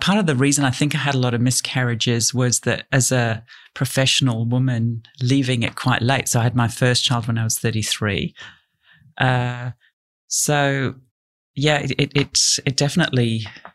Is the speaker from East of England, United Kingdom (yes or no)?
no; Yorkshire and the Humber, United Kingdom; now in Australia; I grew up in Yorkshire in England.